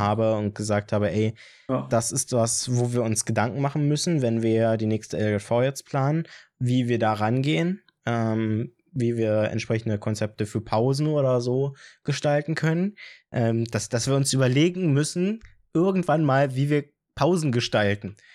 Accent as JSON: {"language": "German", "town": "Brieselang", "region": "Brandenburg", "country": "Germany", "said": "Also, ich komme nicht aus Falkensee, ich komme aus Brieselang"}